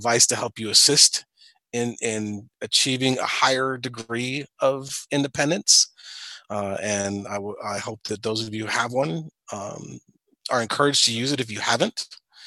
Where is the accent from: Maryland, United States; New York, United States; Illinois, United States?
Illinois, United States; Springfield; I'm from Springfield, Illinois